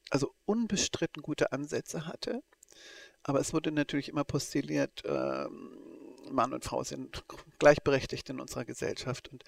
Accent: East Germany, Germany; ich bin ja aus der DDR gebürtig und aufgewachsen und politisiert auch in der DDR.

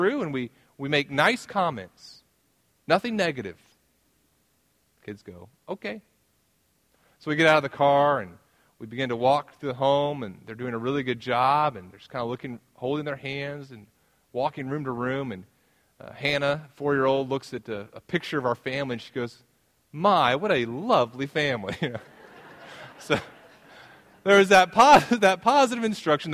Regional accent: the South, United States; moved away as an adult; now in Midwest, United States; I'm from the South

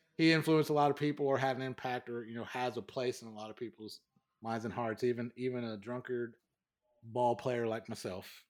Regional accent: United States; as an American

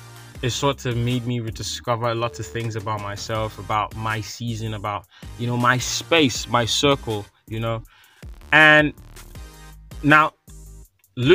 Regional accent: Lagos, Nigeria; I'm from Lagos, you know, coming from Lagos

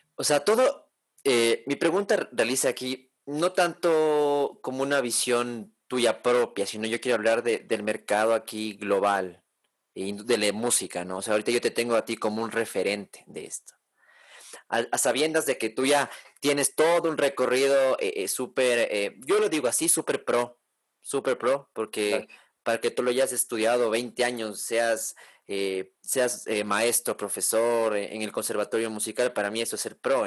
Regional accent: Ecuador; yo soy ecuatoriano de nacimiento, mis papás son ecuatorianos y todo

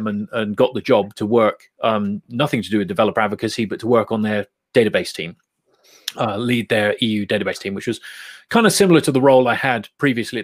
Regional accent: Bristol, South West England, United Kingdom; We're both from Bristol

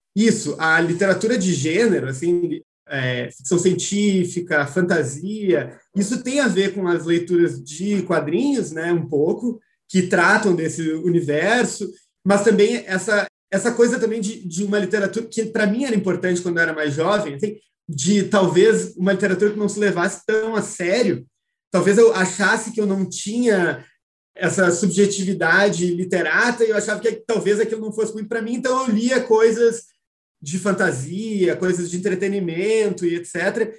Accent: Porto Alegre, Rio Grande do Sul, Brazil; eu sou do Rio Grande do Sul, né, é, sou de Porto Alegre

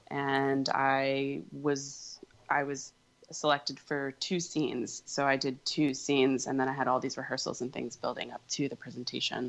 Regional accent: Virginia, United States; also born or lived in England; now in New York City, United States; I'm from Virginia

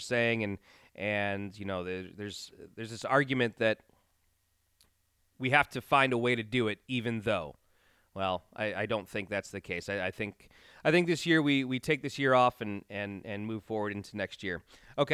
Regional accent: Chicagoland suburbs, Illinois, United States; I am born and raised in the Chicagoland suburbs.

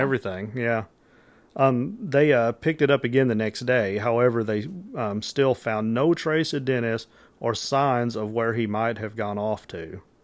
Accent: Metropolis, Illinois, United States; I'm from Metropolis, Illinois is where I'm from

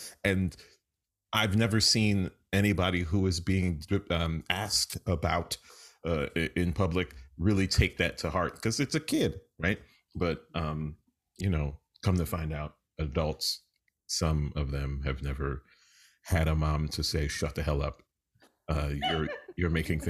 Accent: New York City, New York, United States; I grew up in New York City.

